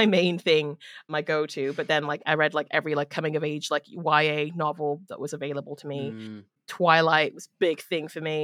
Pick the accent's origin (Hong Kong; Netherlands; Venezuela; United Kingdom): United Kingdom; Cardiff, Wales; I'm originally from Cardiff in Wales, which is in the UK